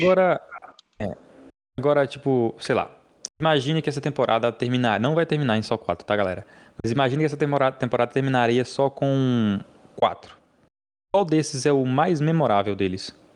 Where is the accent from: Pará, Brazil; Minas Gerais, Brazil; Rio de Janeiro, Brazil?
Minas Gerais, Brazil; eu sou mineiro